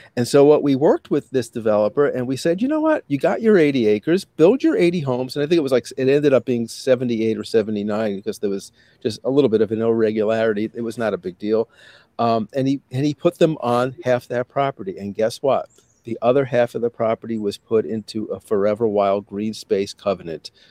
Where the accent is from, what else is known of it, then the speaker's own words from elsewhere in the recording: New York City, New York, United States; now in Syracuse, United States; I grew up in Brooklyn.